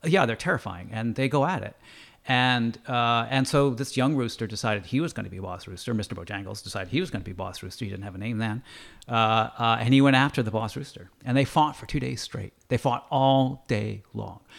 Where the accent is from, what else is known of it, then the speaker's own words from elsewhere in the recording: Andover, Massachusetts, United States; now in Canada; I grew up in Andover, Massachusetts